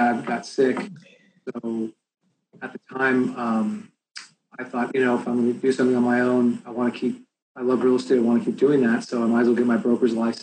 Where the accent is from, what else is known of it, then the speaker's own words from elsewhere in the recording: Bay Area, California, United States; I'm from the Bay Area